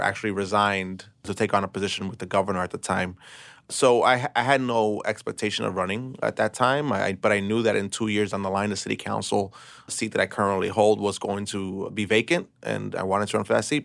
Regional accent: New York City, New York, United States; I was born and raised in Brooklyn.

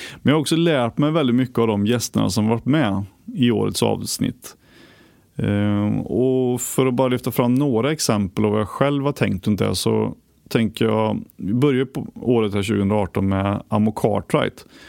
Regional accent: Västergötland, Västra Götaland, Sweden; moved away; där jag kommer från i Västergötland

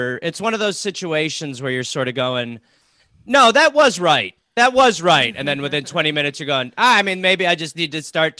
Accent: United States; I'm an American.

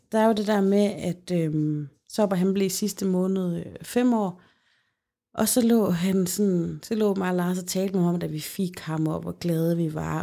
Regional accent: Central Denmark Region, Denmark; ude i Holme, hvor jeg kommer fra

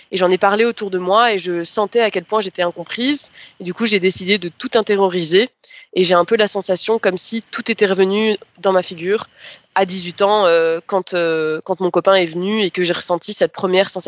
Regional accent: France; also born or lived in Brazil; now in Belgium; j'ai vécu au Brésil quelques années et que je suis française à la base. Euh, je suis ensuite revenue en Belgique

